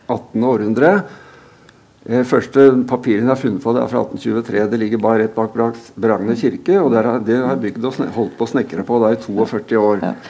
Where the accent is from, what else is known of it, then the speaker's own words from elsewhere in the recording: Drammen, Buskerud, Norway; Jeg har født og oppvokst der. Jeg er født i Øvre Storgate 55 i Tora Trehetens eh, Eh, fødehjem. Jeg vokste opp i, på Skogerveien eh, ved siden av helleristningene